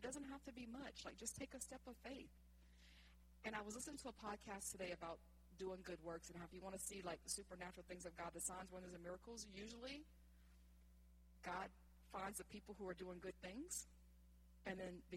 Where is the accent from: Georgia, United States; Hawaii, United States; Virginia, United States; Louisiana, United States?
Louisiana, United States; Franklin; also born or lived in West Monroe, Louisiana; the world was bigger than Franklin, which is all I knew at the time